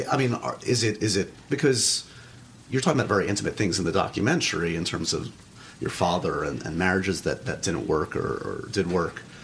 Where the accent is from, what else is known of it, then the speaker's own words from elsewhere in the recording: New York City, New York, United States; Upper West Side liberal